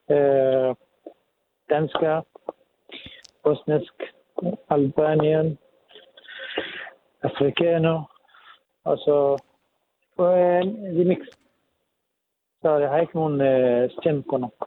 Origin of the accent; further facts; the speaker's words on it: Lebanon; Så vi kommer fra Libanon, fra lidt steder.